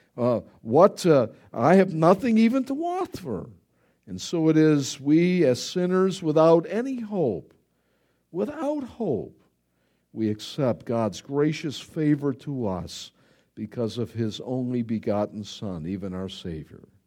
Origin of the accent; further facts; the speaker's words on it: Buffalo, New York, United States; I grew up in Buffalo, New York